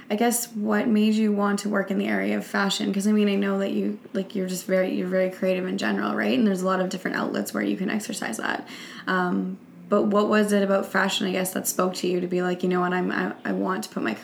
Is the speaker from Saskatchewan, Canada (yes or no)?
yes; Saskatchewan, Canada; And I think that's the beauty about growing up in Saskatchewan as well